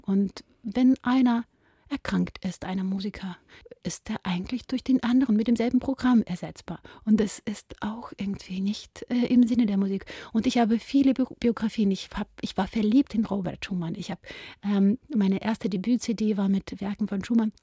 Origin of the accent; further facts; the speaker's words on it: Ukraine; moved away; bin ich eine Ukrainerin, bin ich eine Judin